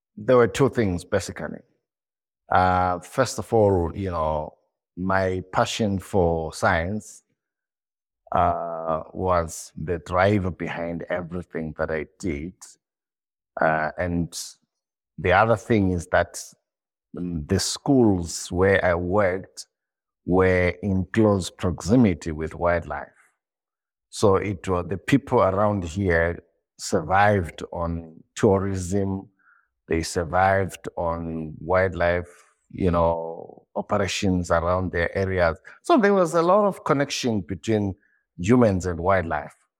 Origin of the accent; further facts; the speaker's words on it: Zimbabwe; born and bred in Zimbabwe.